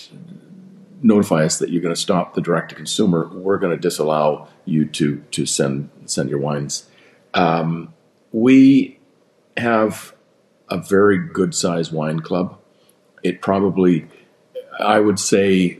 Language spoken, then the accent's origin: English; British Columbia, Canada; I'm a Canadian before I'm a British Columbian.